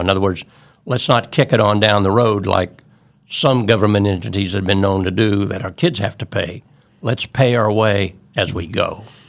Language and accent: English; Wichita, Kansas, United States; I am a, a Wichita native